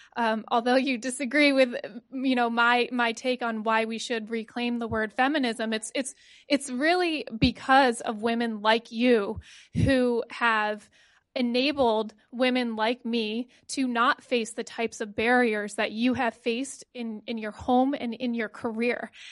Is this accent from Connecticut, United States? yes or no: yes; Connecticut, United States; I am a product of public school. Um, you know, I'm from Connecticut